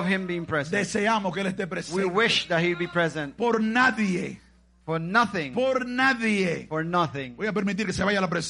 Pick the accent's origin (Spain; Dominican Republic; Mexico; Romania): Dominican Republic; Macorís; Cuando yo estaba en Macorís, allá, ay